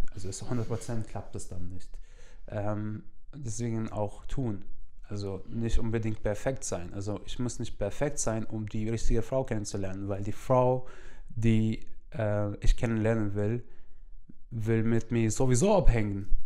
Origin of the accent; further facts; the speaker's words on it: Syria; German is a second language; now in Germany; ich komme aus Syrien